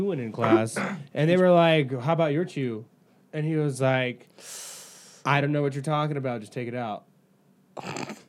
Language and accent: English; Boise, Idaho, United States; also born or lived in California; I'm from Idaho, and it's not as normal